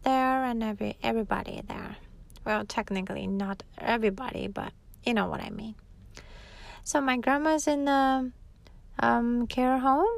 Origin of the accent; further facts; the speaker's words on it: Hokkaido, Japan; also born or lived in Tokyo, Japan; now in Okinawa, Japan; I was raised in Hokkaido, and that's where my grandma still lives.